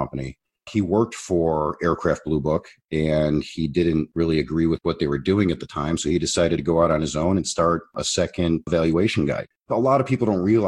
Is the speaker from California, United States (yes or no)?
no; Chicago, Illinois, United States; I was born in Chicago, Illinois